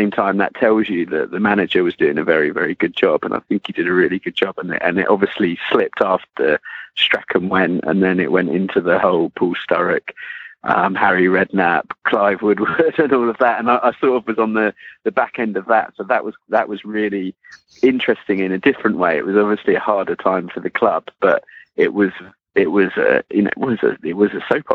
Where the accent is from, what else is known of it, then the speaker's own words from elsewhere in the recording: Hampshire, South East England, United Kingdom; I grew up in Hampshire